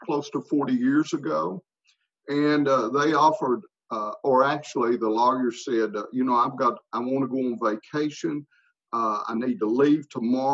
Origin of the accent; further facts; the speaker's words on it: United States; I had known him growing up in Pike County